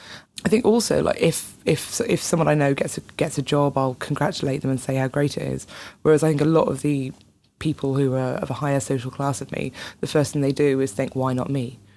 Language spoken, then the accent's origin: English; Wales, United Kingdom; moved away as an adult; also born or lived in England; Yeah, I grew up in Wales. I've got lots of family in Northern Ireland. So kind of I moved to England to go to university and that was a bit of a culture shock.